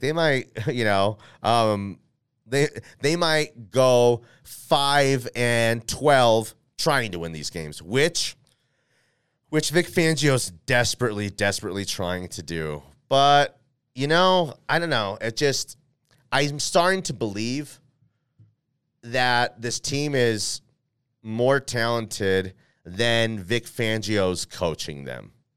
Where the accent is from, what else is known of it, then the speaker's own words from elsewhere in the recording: Denver, Colorado, United States; I am from Denver, Colorado here.